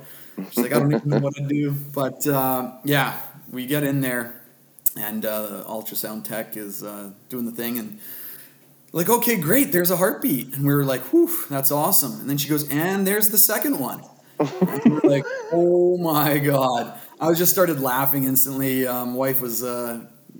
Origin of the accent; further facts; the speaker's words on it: West Vancouver, British Columbia, Canada; also born or lived in Ontario; I grew up in West Vancouver. It's where I currently live as well. Been here basically my whole life. I mean, my folks came out when I was 1 year old from Ontario